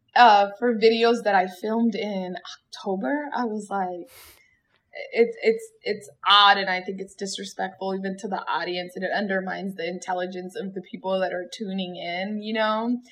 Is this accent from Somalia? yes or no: yes; Somalia; the wonderful country of Somalia, my home country.